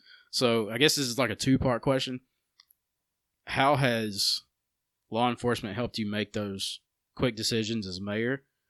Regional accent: Empire, Alabama, United States; moved away; also born or lived in Dora; growing up in Empire

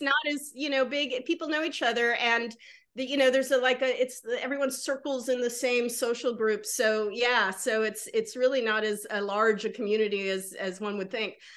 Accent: Georgia, United States; moved away; I'm living in the South. I grew up in Georgia

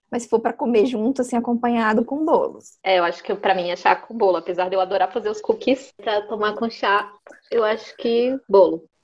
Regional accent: Brazil; Como boa brasileira que sou, gosto

